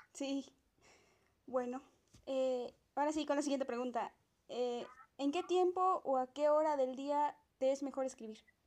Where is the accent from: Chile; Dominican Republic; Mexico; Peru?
Mexico; Puebla; yo soy de Puebla